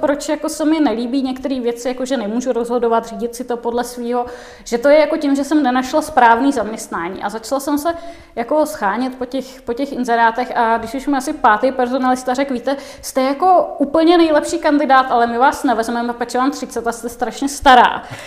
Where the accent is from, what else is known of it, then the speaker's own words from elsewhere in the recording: Czechia; někde na vesnici v jeho českém kraji, tak odkud pocházím